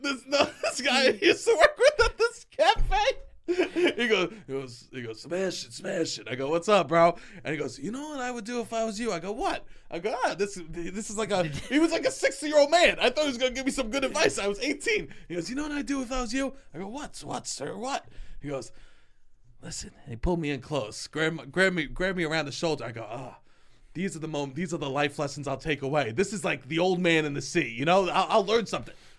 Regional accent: New York City, New York, United States; I'm from New York City

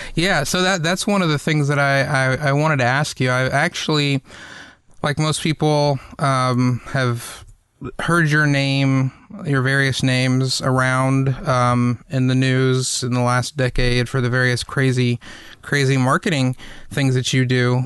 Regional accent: the South, United States; growing up in the South

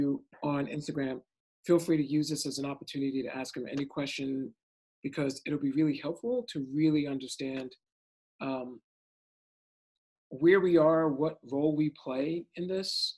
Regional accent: New York City, New York, United States; now in San Francisco, United States; I'm from Brooklyn.

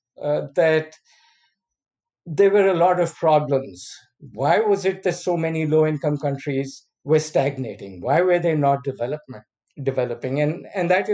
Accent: Pakistan; moved away as an adult; I came from Pakistan

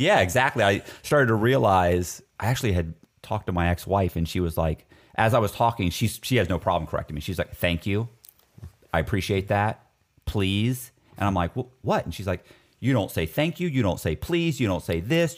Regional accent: Florida, United States; I was raised in Florida, so I, and I was educated in Florida, too.

